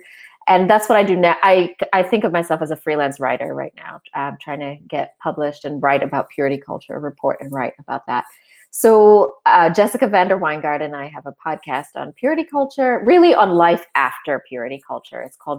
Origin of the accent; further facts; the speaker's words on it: Philippines; also born or lived in Sri Lanka / Arkansas; now in Australia; I'm an Australian citizen, but I was born in Sri Lanka. I grew up as a missionary kid in the Philippines, and our support base, our family support base, was in Northwest Arkansas. So I sort of grew up between the Philippines and Northwest Arkansas